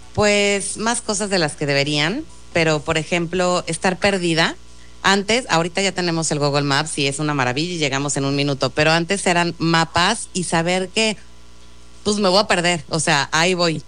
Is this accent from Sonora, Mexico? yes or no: no; Mexico City, Mexico; yo soy chilanga y he vivido 41 años en la Ciudad de México